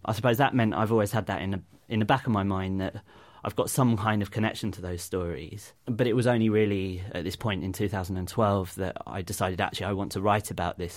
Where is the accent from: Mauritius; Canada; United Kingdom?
United Kingdom; as British citizens